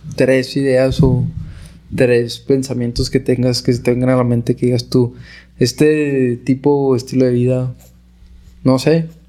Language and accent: Spanish; Camargo, Chihuahua, Mexico; Yo soy originario de Camargo